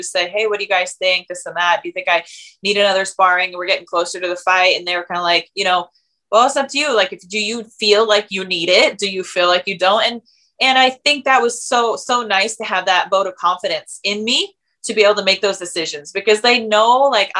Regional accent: Tacoma, Washington, United States; I grew up in Tacoma, Washington

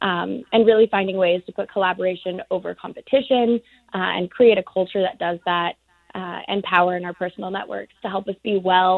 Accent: Tucson, Arizona, United States; moved away as an adult; also born or lived in New York; I was born and raised in Tucson, Arizona.

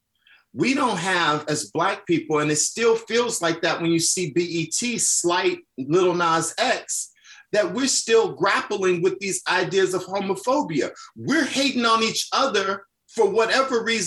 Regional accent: Chicago, Illinois, United States; I'm from the South Side of Chicago. I was that little Black gay kid that was bullied

